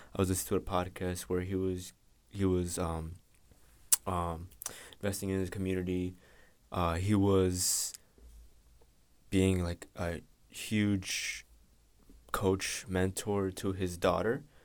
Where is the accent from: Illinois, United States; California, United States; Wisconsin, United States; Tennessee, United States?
Illinois, United States; Chicago; Live from the south side of Chicago, uh, by the Garfield Ridge area.